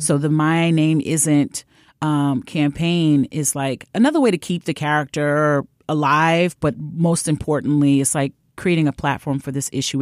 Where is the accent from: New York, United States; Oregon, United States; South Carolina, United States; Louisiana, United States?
New York, United States; New York City; a person born and raised in Brooklyn